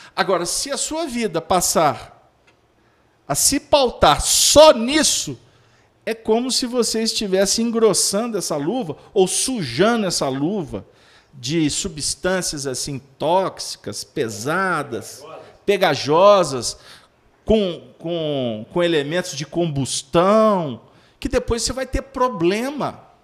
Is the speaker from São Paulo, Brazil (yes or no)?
no; Belo Horizonte, Minas Gerais, Brazil; a capital do mais belo horizonte, é minha terra